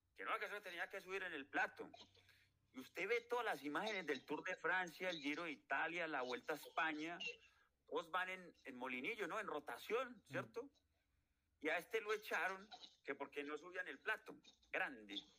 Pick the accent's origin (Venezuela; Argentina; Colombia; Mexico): Colombia; yo soy colombiano, pago impuestos